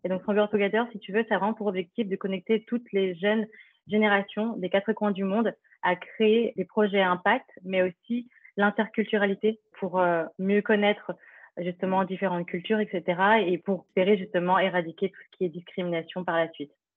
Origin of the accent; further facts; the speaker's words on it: Paris, Île-de-France, France; also born or lived in Philippines (ancestry); je suis d'origine philippine, je suis euh, née dans le 18e à Paris, puis j'ai grandi dans l'Est parisien